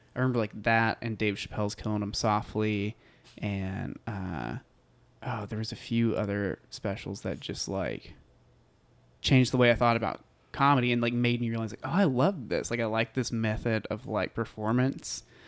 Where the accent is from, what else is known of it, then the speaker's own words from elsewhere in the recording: Bonham, Texas, United States; I grew up in a tiny town called Bonham, Texas.